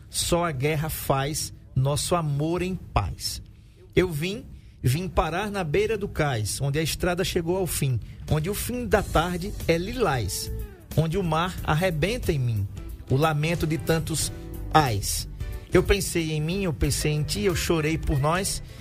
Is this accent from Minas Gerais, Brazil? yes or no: no; Alagoas, Brazil; eu sou suspeito para falar porque eu sou alagoano e é ele é alagoano também.